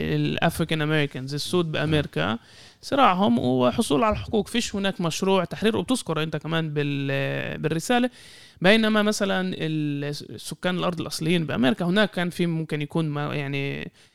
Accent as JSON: {"language": "Arabic", "country": "Israel", "said": "كفلسطينيين في الداخل"}